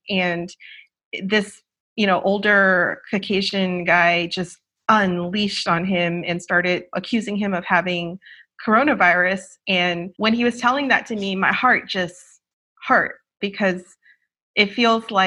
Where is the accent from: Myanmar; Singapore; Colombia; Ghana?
Singapore; also born or lived in Philippines / England / Australia / United States; I'm originally from Singapore, ethnically Chinese, but I've lived in five different countries. Like, I've lived in the Philippines, England, Australia, Singapore, obviously, and the US.